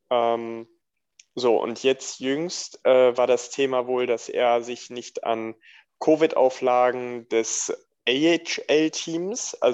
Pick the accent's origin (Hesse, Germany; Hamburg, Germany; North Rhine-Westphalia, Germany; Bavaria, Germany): Hesse, Germany; Frankfurt; Ja, Biberer Berg weiß ich auf jeden Fall, dass die äh, im Offenbacher Stadion gespielt haben, was ja als Frankfurter eigentlich komplett übel ist.